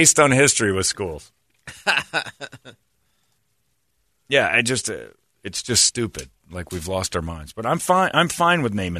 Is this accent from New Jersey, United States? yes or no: no; Mesa, Arizona, United States; born or raised there